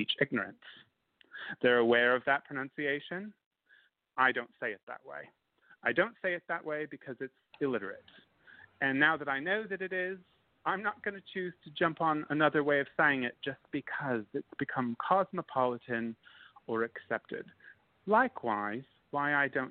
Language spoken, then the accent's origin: English; United States; also born or lived in New Orleans, Louisiana; I'm an American.